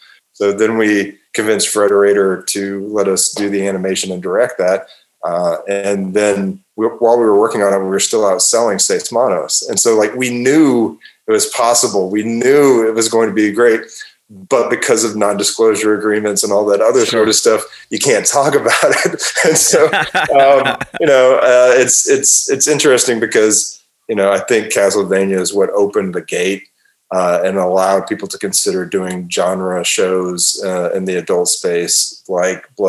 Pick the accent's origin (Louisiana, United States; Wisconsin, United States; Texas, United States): Texas, United States; I grew up in Texas in the 80s